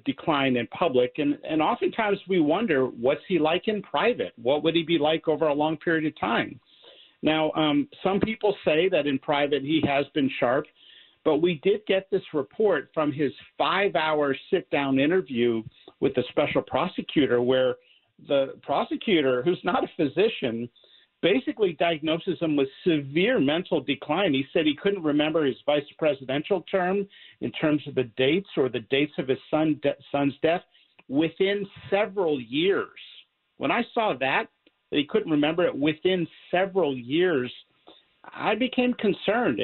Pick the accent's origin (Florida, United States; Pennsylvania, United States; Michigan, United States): Pennsylvania, United States; I'm from Pennsylvania